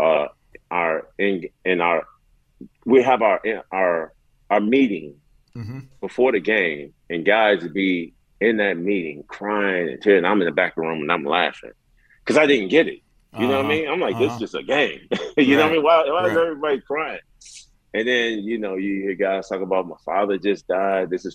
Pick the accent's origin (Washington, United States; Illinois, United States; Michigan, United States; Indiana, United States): Illinois, United States; Chicago; I grew up around Vice Lords and Mickey Cobras.